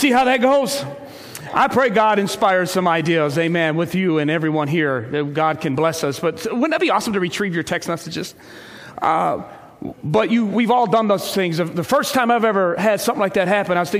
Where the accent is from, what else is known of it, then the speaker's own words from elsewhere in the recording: Ecorse, Michigan, United States; I grew up in Ecorse